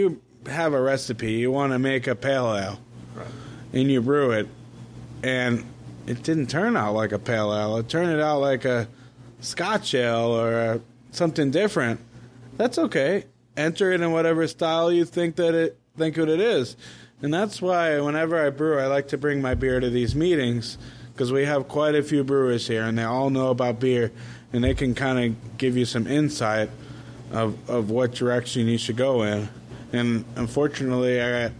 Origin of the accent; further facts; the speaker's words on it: Plymouth, Massachusetts, United States; now in Central Florida, United States; I'm from Massachusetts